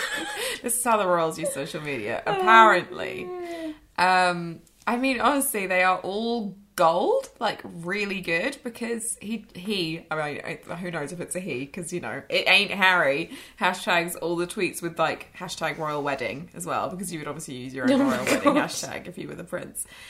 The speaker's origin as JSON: {"language": "English", "region": "England", "country": "United Kingdom", "said": "I'm from England"}